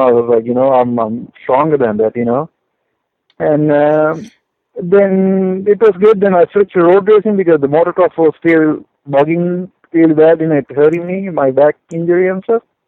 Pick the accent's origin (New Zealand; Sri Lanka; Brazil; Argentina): Sri Lanka; also born or lived in Denver, Colorado / Houston, Texas; now in California, United States; I am originally from Sri Lanka, uh, which is a tiny island uh, in Indian Ocean